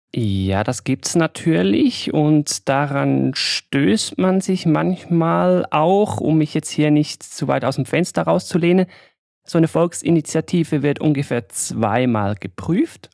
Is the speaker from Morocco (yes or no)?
no; Switzerland; als Schweizer